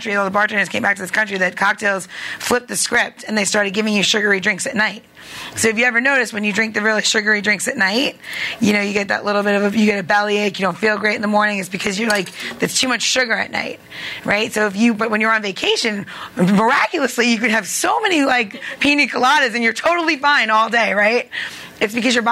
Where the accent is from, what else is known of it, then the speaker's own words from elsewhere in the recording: Long Island, New York, United States; accent: New York; moved away; I'm from Long Island.